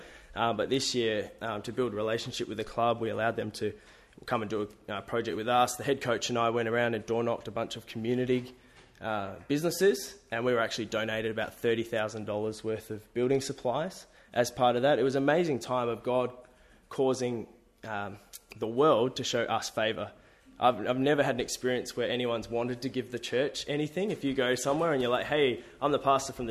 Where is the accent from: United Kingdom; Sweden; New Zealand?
New Zealand; also born or lived in Sydney, Australia; now in Adelaide, Australia; I'm Kiwi, grew up playing rugby